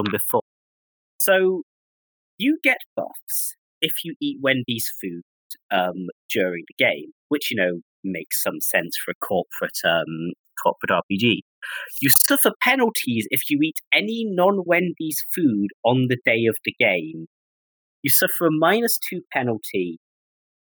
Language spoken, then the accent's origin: English; United Kingdom; I'm British